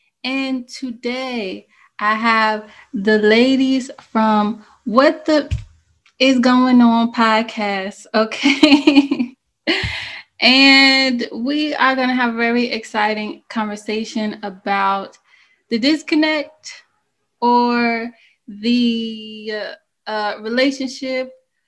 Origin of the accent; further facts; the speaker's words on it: United States; I identify as African-American. I was born in America. And so, but I also, you know, I'm African.